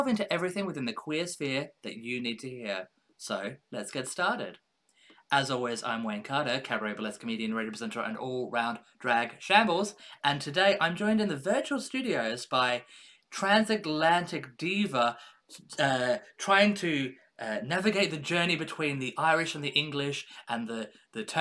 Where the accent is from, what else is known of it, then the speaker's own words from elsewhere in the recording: Australia; now in United Kingdom; as an Australian living in the UK